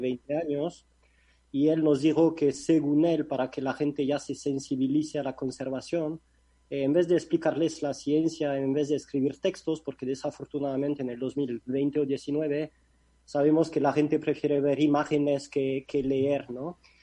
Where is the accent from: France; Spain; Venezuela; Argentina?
France; Spanish is a second language; moved away as an adult; now in Mexico; Yo soy de Francia, no de España.